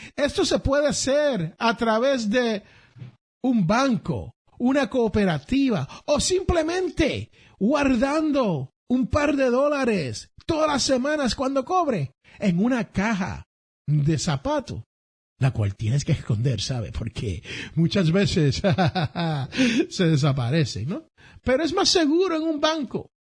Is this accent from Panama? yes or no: no; San Juan, Puerto Rico; now in United States; allá en el barrio donde yo me crié, en Barrio Obrero, Santurce